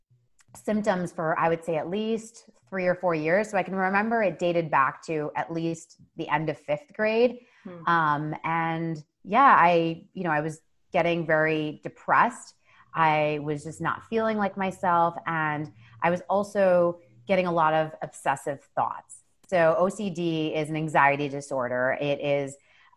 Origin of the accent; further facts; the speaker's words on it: New Jersey, United States; now in New York City, United States; I was born and raised here